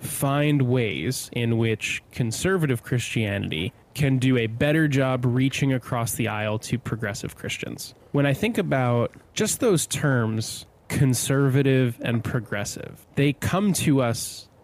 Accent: New Jersey, United States; I grew up in New Jersey. It's a super Catholic state.

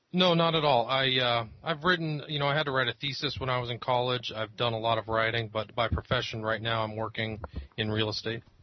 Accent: Northern California, United States; I grew up in Northern California.

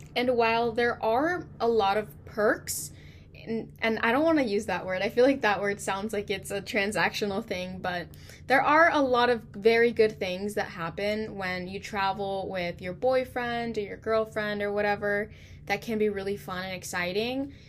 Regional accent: California, United States; I'm from California

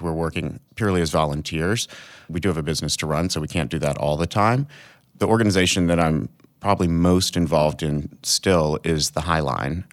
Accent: Arkansas, United States; moved away; I'm from Arkansas

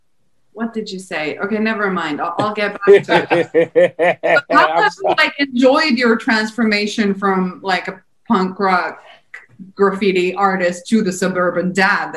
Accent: Finland; I'm not American. I'm Finnish. I live in Finland

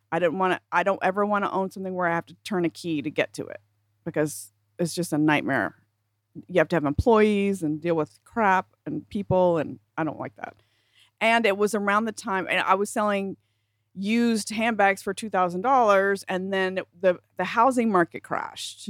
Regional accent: South Carolina, United States; moved away; when I was still living in South Carolina and I was a teenager.

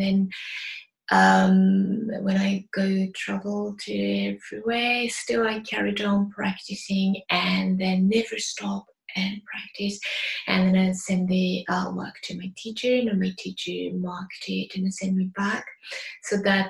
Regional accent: Mito, Yamaguchi, Japan; English is a second language; moved away as an adult; now in United Kingdom; I was born in Japan, Yamaguchi Prefecture, the town called Mito. Yamaguchi Prefecture is next to Hiroshima and Kyushu Island. Where I grew up is surrounded by nature

